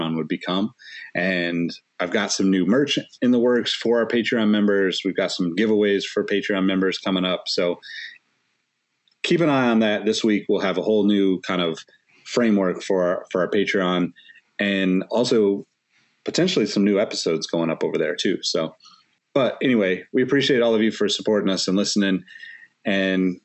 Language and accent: English; Sacramento, California, United States; my hometown of Sacramento